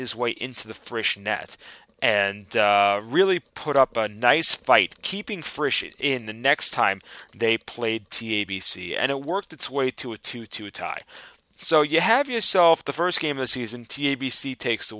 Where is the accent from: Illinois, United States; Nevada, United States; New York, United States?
New York, United States; me being the New Yorker